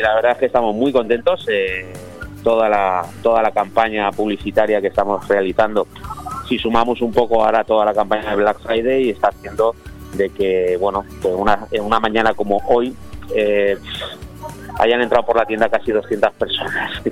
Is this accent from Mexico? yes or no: no; Spain; somos españoles